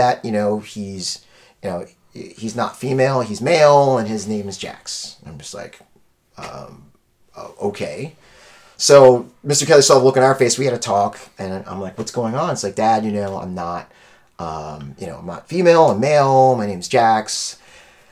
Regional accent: Haiti; I'm Haitian, I'm West Indian.

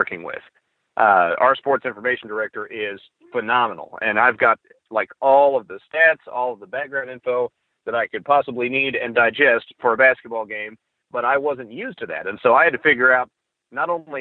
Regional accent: Oklahoma, United States; also born or lived in Broken Arrow, Oklahoma; I grew up in Oklahoma and I did these things growing up around the small towns in northern Oklahoma

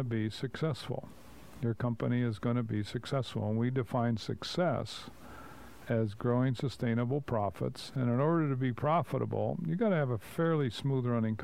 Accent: Cleveland, Ohio, United States; We're from Cleveland

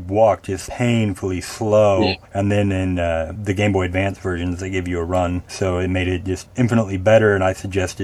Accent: Arkansas, United States; I'm from Arkansas

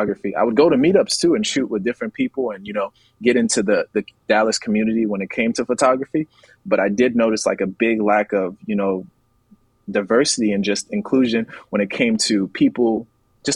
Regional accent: Liberia; also born or lived in Atlanta, Georgia, United States / New York, United States / Texas, United States; now in United States; I'm from Liberia, West Africa, and everything, all of my childhood, and even whenever I came to the States, in Atlanta, and in New York, and even a little bit in Texas

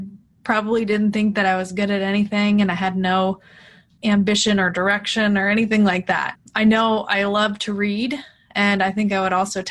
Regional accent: Pennsylvania, United States; I was born in Pennsylvania

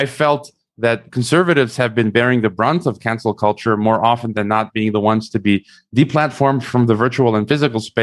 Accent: United States; I was raised in America

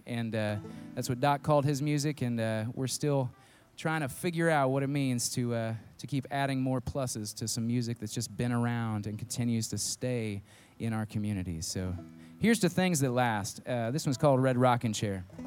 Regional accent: Indiana, United States; now in Virginia, United States; I was born in Indiana

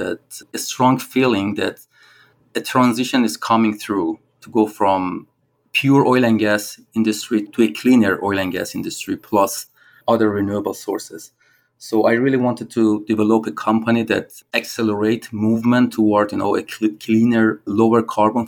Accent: Iran; moved away as an adult; also born or lived in Australia / Edinburgh, Scotland / Dubai / Venezuela; I'm originally from Iran, so I started my career in Iran

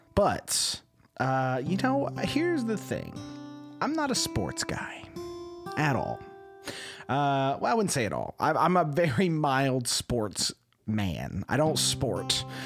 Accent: Texas, United States; you can't like the Yankees as a Texan

